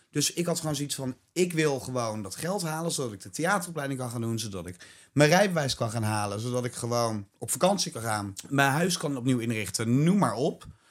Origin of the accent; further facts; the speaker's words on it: Ede, Gelderland, Netherlands; ik kom uit Ede